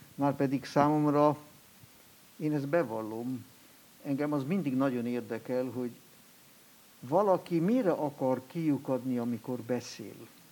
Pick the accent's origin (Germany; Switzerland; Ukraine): Switzerland; accent: Alemannic / Swiss German; first language Swiss German; Hungarian is a second language; moved away